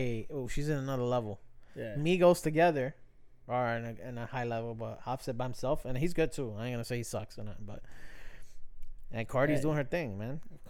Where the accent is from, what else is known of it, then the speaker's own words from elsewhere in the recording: New York City, New York, United States; Born and raised, my guy. Bronx, New York.